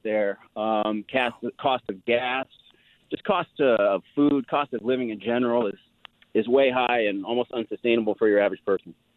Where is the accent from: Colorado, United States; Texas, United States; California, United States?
California, United States; East Bay near Oakland; moved away as an adult; now in Decatur, United States; I was born and raised out there, um, lived there through the eighties and nineties, um, and two thousands, and have seen, uh, you know, my hometown, which is in the East Bay near Oakland